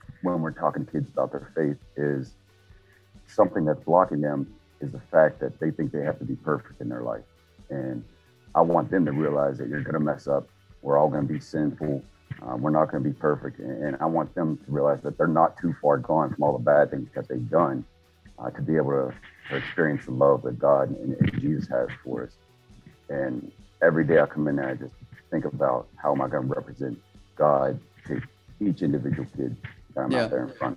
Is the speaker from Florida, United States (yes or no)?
no; Keyser, West Virginia, United States; where I was born and raised in Kaiser, West Virginia. It's a small town in West Virginia, about 5,000 people.